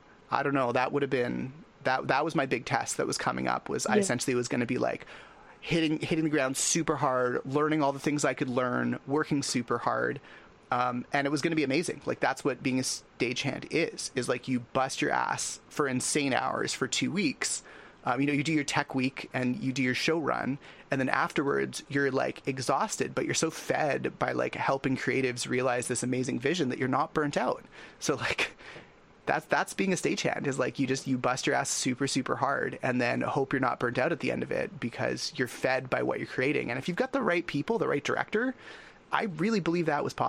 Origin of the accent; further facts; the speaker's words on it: Canada; as a Canadian